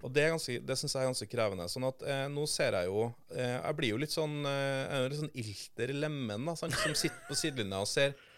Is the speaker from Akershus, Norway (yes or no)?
no; Trondheim, Trøndelag, Norway; moved away as an adult; now in Oslo, Norway; Jeg er fra Trondheim, så jeg har vokst opp ja. et steinkast unna NRK sine kontorer i, på Tyholt i Trondheim